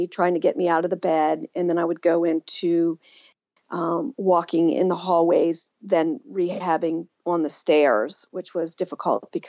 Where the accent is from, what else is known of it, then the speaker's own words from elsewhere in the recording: Pennsylvania, United States; my hometown of Pennsylvania